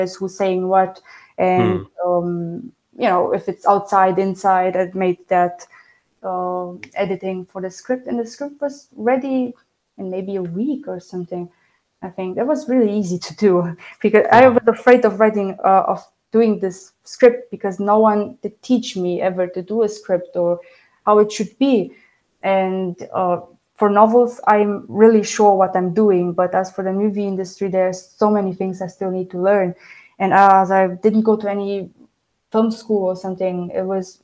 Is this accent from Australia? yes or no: no; Germany; first language Romanian; English is a second language; moved away; I grew up in Germany. So my first language was Romanian at home, but I spoke German at school, at kindergarten, outside.